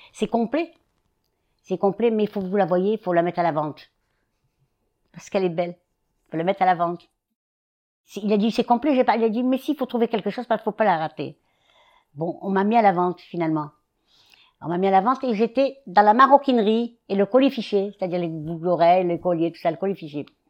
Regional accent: Constantine, Constantine Province, Algeria; moved away as an adult; also born or lived in Algiers, Algeria / Oran, Algeria; now in Paris, France; j'ai quitté Constantine et j'étais à chez ma grand-mère, la mère de mon père

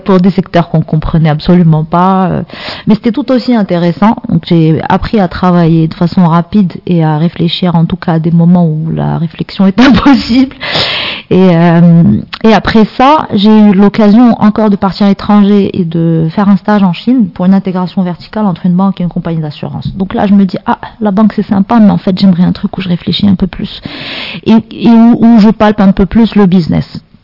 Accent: Casablanca, Casablanca-Settat, Morocco; j'ai grandi à Casa, euh, dans une famille, on va dire, normale

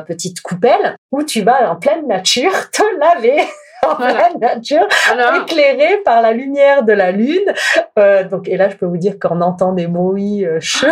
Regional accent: France; je suis une Française

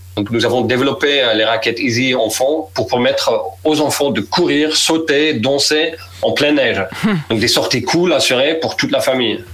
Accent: Netherlands; French is a second language; moved away as an adult; je suis néerlandais

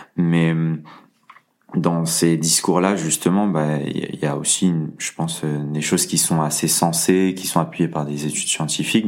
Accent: Lyon, Auvergne-Rhône-Alpes, France; je suis lyonnais

